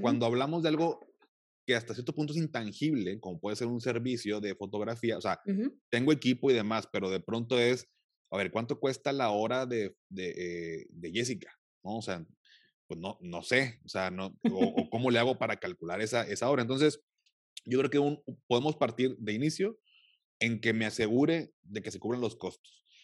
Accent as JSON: {"language": "Spanish", "country": "Mexico", "said": "en mi país"}